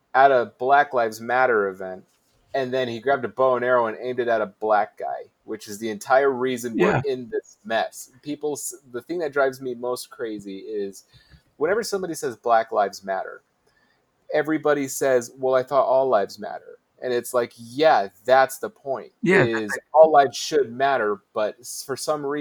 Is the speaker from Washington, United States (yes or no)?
no; Utah, United States; I'm from Utah